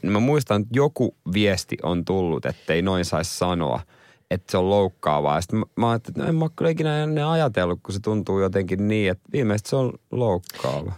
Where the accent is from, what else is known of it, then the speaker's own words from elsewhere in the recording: Seinäjoki, South Ostrobothnia, Finland; mä oon seinältä kotoisin